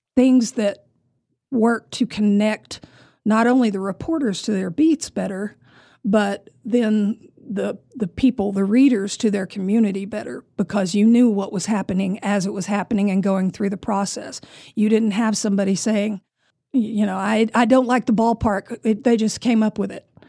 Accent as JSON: {"language": "English", "town": "Amarillo", "region": "Texas", "country": "United States", "tie": "born or raised there", "also_born_or_lived": "California", "said": "born and raised in Amarillo"}